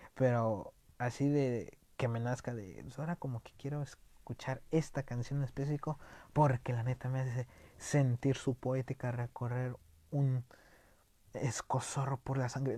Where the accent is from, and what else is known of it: Mexico